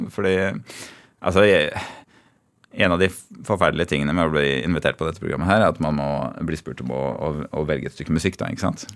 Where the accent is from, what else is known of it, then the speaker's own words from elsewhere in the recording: Tønsberg, Vestfold, Norway; moved away as an adult; Før jeg flytta fra Tønsberg.